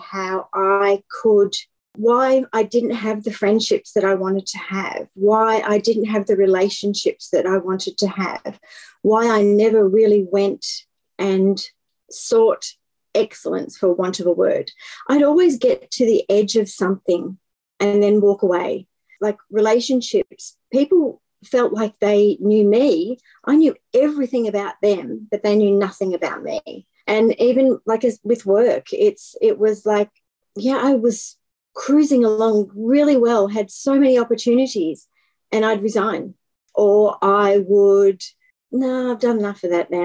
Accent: Melbourne, Victoria, Australia; I am from Melbourne in Australia

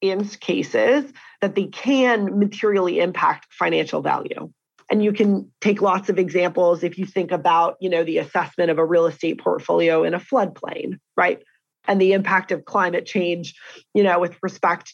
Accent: Canada; as a Canadian

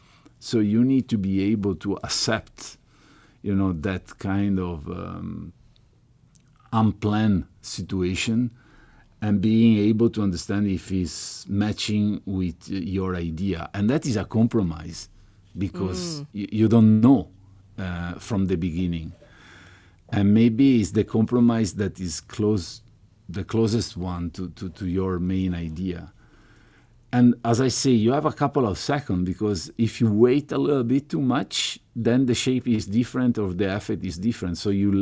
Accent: Venice, Veneto, Italy; English is a second language; I was from Murano

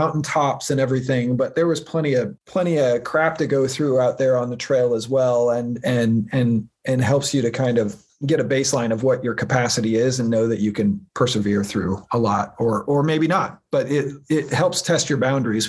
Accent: Pacific Northwest, United States; I'd been wanting to do the PCT since I was a little kid growing up in the Northwest.

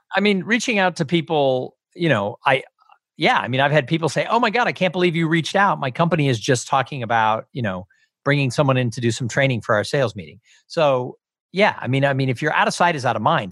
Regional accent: Los Angeles, California, United States; I grew up in Los Angeles

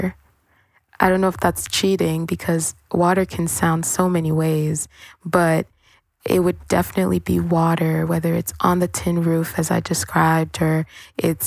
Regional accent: Cameroon; moved away; also born or lived in Brooklyn; I am from a really tropical place. I'm from Cameroon

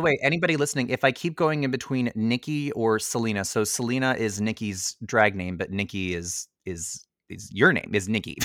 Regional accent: Ottawa, Ontario, Canada; I'm from Orleans

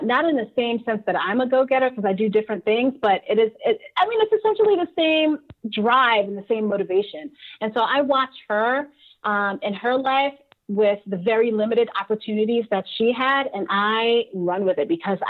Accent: New York City, New York, United States; moved away; I'm from Brooklyn

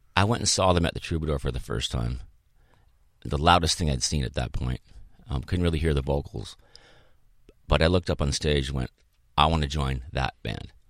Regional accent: Boulder, Colorado, United States; moved away as an adult; also born or lived in Chicago, Illinois; now in Southern California, United States; my family moved to Boulder when I was eight

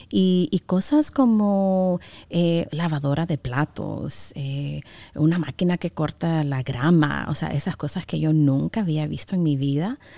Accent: Honduras; Pues fíjate que, eh, sí, como tú dijiste, soy catr

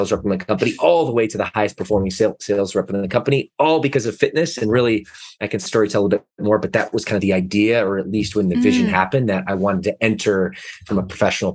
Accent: Detroit, Michigan, United States; moved away as an adult; also born or lived in Atlanta, Georgia; now in Southern California, United States; I grew up in the Midwest, which is amazing place, salt of the earth people

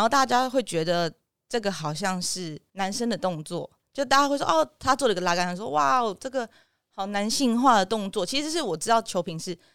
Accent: Taoyuan, Taiwan; 我是桃园人

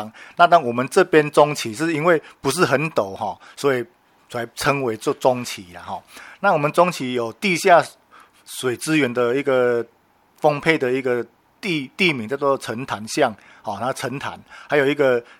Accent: Zhushan, Nantou County, Taiwan; 那像我们竹山就是特产的竹子、茶叶，还有那个番薯，就是我们竹山的特产。

